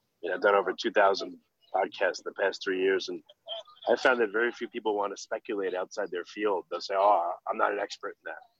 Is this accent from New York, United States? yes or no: yes; New York, United States; I grew up in New York